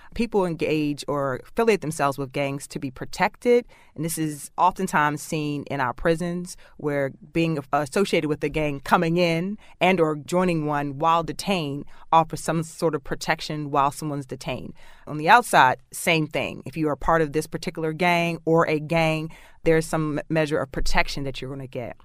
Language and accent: English; Baltimore, Maryland, United States; Growing up in Baltimore City